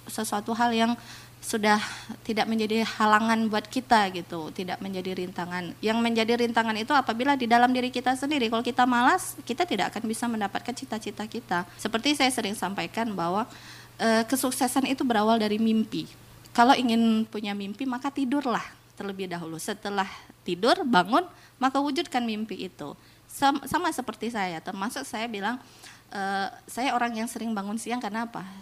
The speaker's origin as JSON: {"language": "Indonesian", "town": "Natuna", "region": "Riau Islands", "country": "Indonesia", "said": "Karena harapan saya sebagai anak Natuna"}